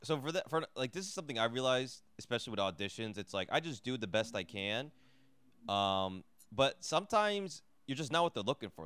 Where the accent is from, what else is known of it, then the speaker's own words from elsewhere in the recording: New Jersey, United States; I grew up in New Jersey